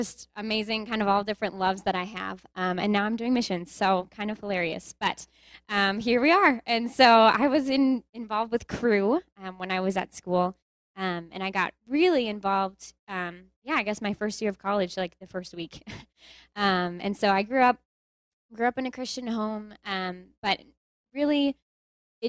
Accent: Willmar, Minnesota, United States; I am from Minnesota, from Willmar, Minnesota

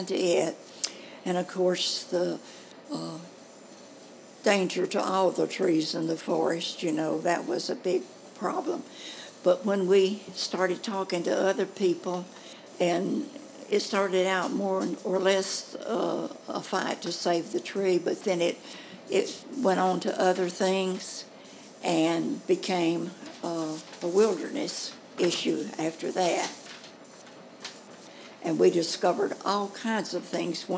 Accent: Carbon Hill, Alabama, United States; I was born in Carbon Hill. That's about 15 to 16 miles from here.

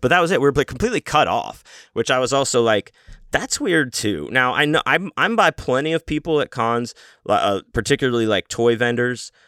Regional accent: Houston, Texas, United States; I'm from Houston, Texas

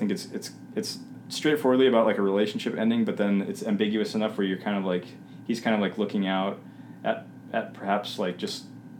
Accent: Minnesota, United States; I grew up here.

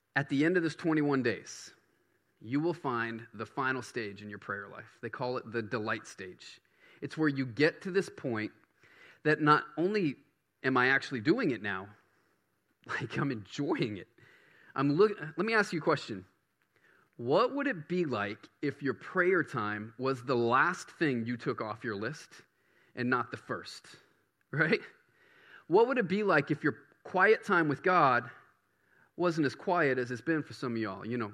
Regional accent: Baton Rouge, Louisiana, United States; now in Bangor, United States; I grew up in Baton Rouge

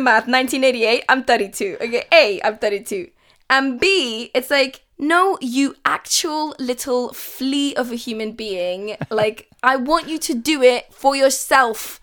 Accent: London, United Kingdom; also born or lived in Kabul, Afghanistan; it's where I'm from but I am a Londoner. I'm British

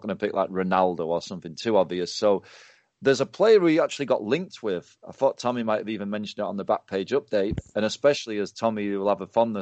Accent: England, United Kingdom; I'm an English person

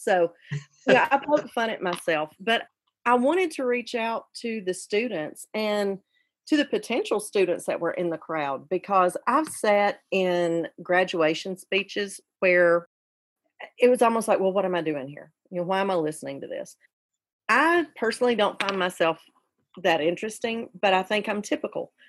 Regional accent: Carbon Hill, Alabama, United States; also born or lived in Graysville; I ended up growing up with my mother and her parents in Carbon Hill.

